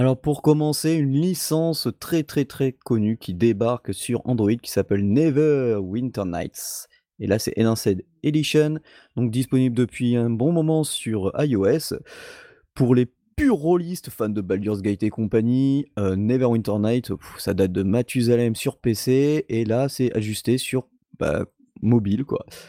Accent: France; même chez nous, en France

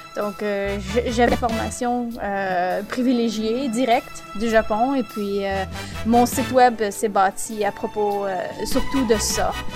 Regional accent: Quebec, Canada; accent: Québécois; moved away as an adult; now in Calgary, Canada; originellement, je viens du Québec. Et puis, j'ai euh, déménagé il y a quelques années à Calgary, en Alberta

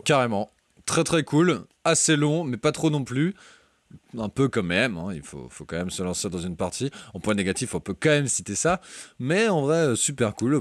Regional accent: Brittany, France; en tant que breton

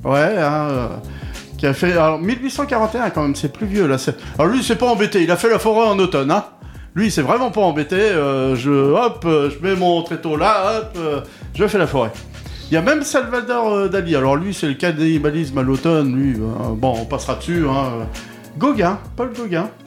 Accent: Touraine, Centre-Val de Loire, France; Chez nous en Touraine.

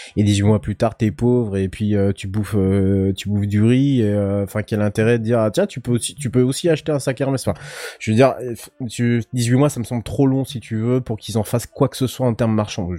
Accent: Brittany, France; en tant que Breton

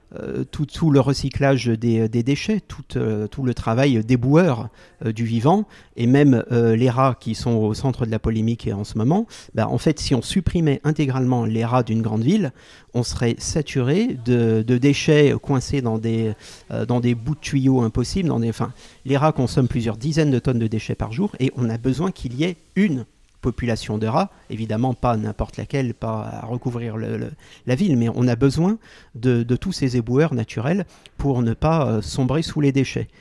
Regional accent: Lyon, Auvergne-Rhône-Alpes, France; le quartier de mon enfance à Lyon

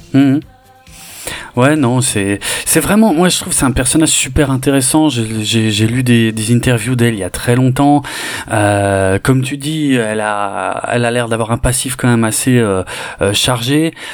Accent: Mulhouse, Grand Est, France; j'ai grandi à Mulhouse

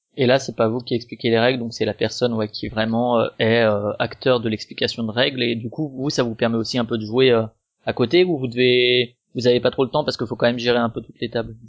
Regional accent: Strasbourg, Grand Est, France; je suis de, de Strasbourg

